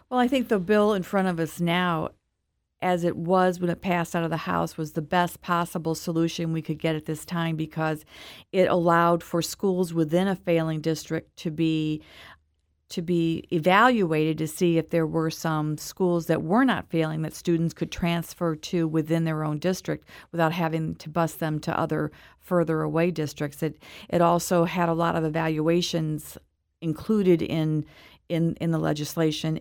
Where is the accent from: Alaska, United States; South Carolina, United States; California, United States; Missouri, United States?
Missouri, United States; Webster Groves; moved away as an adult; also born or lived in East Coast; I grew up in Webster Groves, went to Mizzou